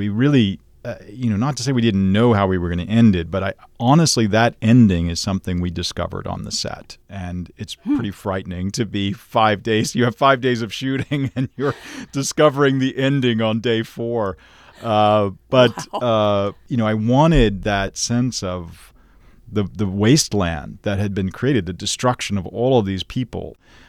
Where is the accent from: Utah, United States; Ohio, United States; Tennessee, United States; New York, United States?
Tennessee, United States; Nashville; One is, you know, I grew up in Nashville, Tennessee. And at that point, we didn't have a Shakespeare company there.